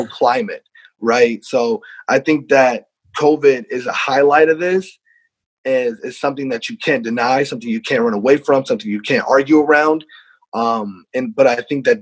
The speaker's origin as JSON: {"language": "English", "region": "Iowa", "country": "United States", "moved": "as an adult", "lives_now": "Rhode Island, United States", "said": "I'm from Iowa"}